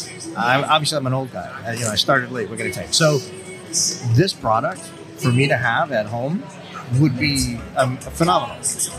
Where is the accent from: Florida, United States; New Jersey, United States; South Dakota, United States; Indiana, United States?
Florida, United States; I mean, we're from Florida.